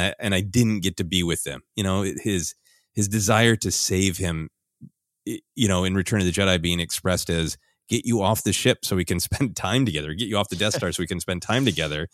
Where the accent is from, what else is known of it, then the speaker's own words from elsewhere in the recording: United States; my experience as an American